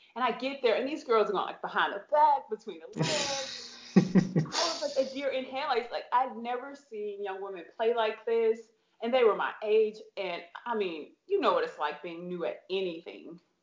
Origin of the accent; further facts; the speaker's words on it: St. Louis, Missouri, United States; I am from St. Louis, Missouri